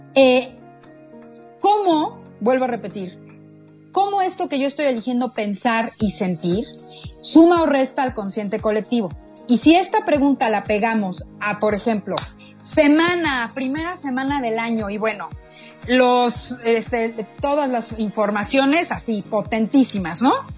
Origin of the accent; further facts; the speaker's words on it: Mexico; como mexicanos